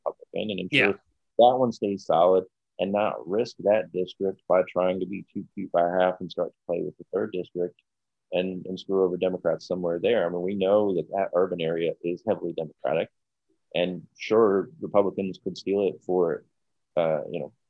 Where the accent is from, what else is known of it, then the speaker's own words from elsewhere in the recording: United States; me as an American